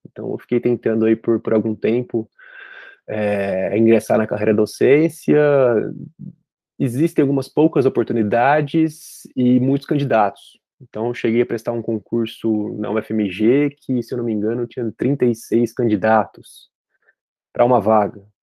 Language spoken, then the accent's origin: Portuguese; Brazil; moved away as an adult; also born or lived in United States; eu decidi voltar para o Brasil. Então, eu tomei essa decisão. Falei, "Não, eu quero, quero voltar para minha terra